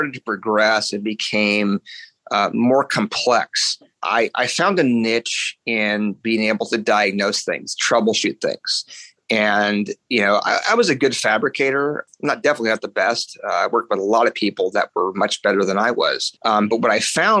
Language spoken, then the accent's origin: English; Gilroy, California, United States; I grew up in Northern California in a little town called Gilroy, which is just south of San Jose